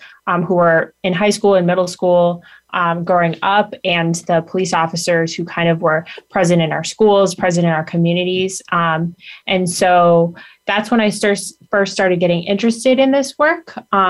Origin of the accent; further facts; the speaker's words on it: Leominster, Massachusetts, United States; So I'm originally from Leominster, Massachusetts.